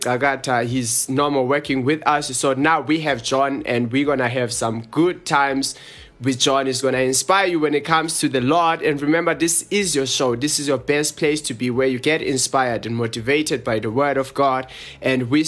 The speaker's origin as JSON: {"language": "English", "country": "South Africa", "said": "as we from South Africa"}